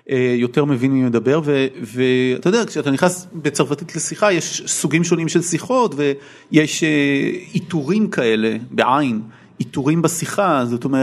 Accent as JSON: {"language": "Hebrew", "country": "Israel", "tie": "born or raised there", "also_born_or_lived": "England"}